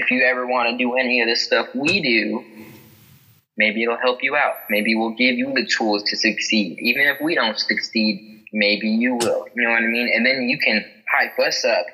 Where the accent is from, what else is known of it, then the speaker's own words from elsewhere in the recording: Vallejo, California, United States; I've been here my whole life, born and raised in Vallejo